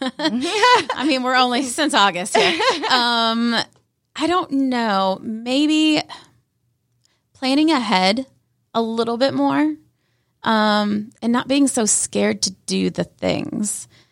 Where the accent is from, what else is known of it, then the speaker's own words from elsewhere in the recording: Canton, Georgia, United States; I grew up in the Canton side, went to Cherokee High School, and lived my life in Canton